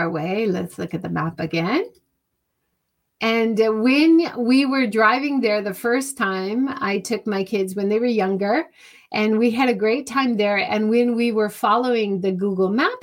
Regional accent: Hawaii, United States; now in Japan; growing up in Hawaii

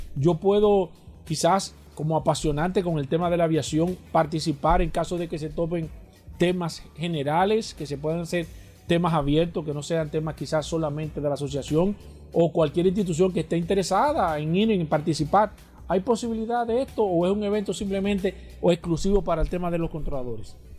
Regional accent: Dominican Republic

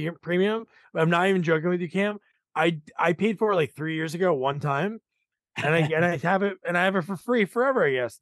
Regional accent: New Jersey, United States; I'm a Jersey. I'm from Jersey.

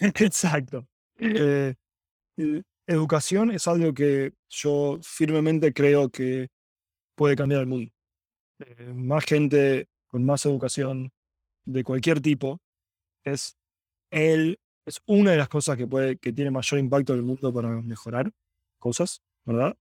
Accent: Buenos Aires, Argentina; moved away as an adult; also born or lived in San Francisco, United States; now in Silicon Valley, United States; Vengo de Argentina, soy originalmente de Argentina, eh, estuve ahí 27 años.

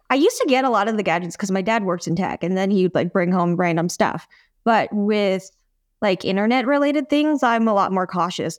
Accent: United States; first language English; I'm an American, and that, like, English is my primary language

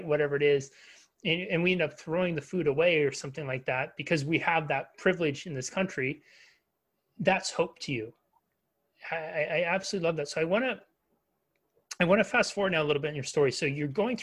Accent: United States; as an American

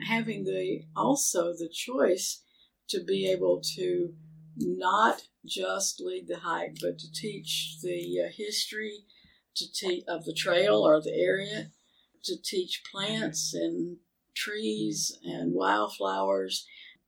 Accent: Athens, United States; also born or lived in Murfreesboro, Tennessee; I was raised here in Athens

